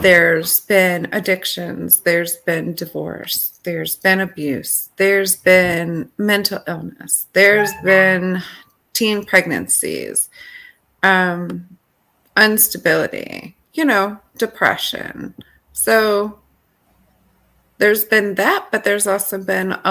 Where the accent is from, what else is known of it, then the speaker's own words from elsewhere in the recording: Rochester, New York, United States; I'm from Rochester, New York, born and raised here